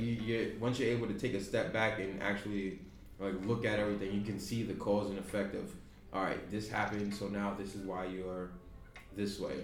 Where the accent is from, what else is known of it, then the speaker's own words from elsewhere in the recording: Yonkers, New York, United States; growing up in New York, we we become desensitized to a lot